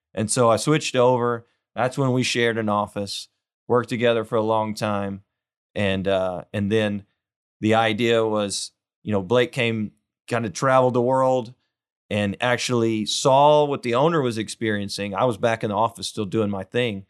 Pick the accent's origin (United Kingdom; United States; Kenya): United States; Weimar, Texas; now in Houston, United States; I'm from a little town, uh, Weimar, just an, a, about an hour west of here